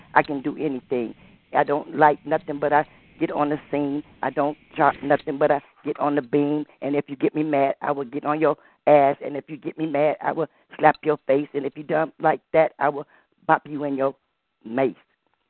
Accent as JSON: {"language": "English", "town": "Cleveland", "region": "Ohio", "country": "United States", "said": "I come from Cleveland, the place they call the Plum. Cleveland, Ohio is where I come from."}